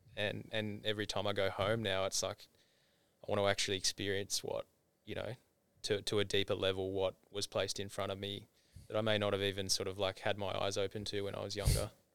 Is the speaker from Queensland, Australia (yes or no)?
no; Tasmania, Australia; moved away; growing up in Tassie